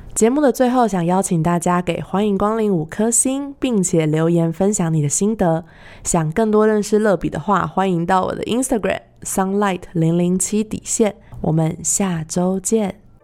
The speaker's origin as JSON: {"language": "Chinese", "country": "Taiwan", "said": "我来自台湾"}